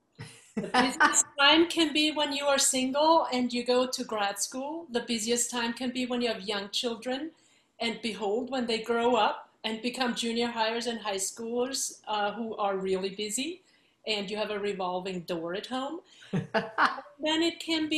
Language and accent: English; Vienna, Austria; moved away as an adult; I am from Vienna, Austria, and grew up there through grad school